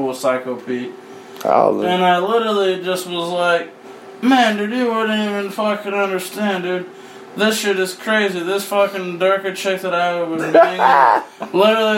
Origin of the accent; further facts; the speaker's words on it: Arizona, United States; we are from Arizona